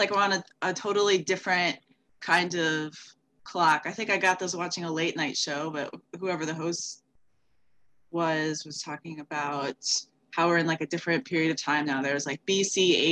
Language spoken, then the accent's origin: English; Alexandria, Virginia, United States; moved away as an adult; also born or lived in Chicago, Illinois; now in Milwaukee, United States; I grew up in Alexandria, Virginia, which is like a suburb of DC.